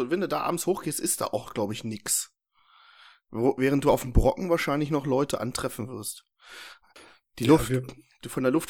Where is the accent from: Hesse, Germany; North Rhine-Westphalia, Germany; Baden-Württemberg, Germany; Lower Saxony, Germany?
Lower Saxony, Germany; Herzberg am Harz; Mühlenberg, da komme ich her aus der Ecke. Also Herzberg.